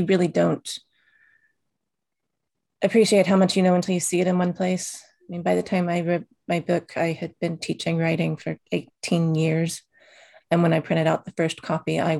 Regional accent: Oklahoma, United States; I grew up in Oklahoma

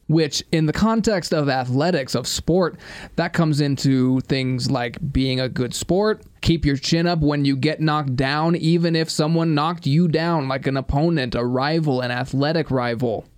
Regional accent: United States; I'm also an American

